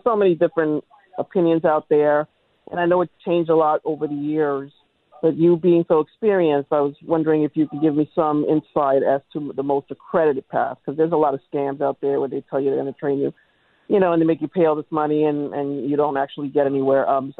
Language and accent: English; New York City, New York, United States; now in Bronx, United States; I'm actually from Brooklyn.